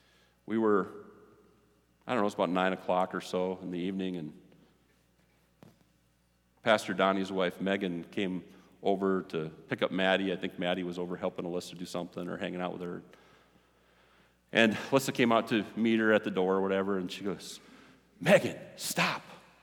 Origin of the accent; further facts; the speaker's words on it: Ireland; Yeah, I'm hot-tempered. I'm Irish.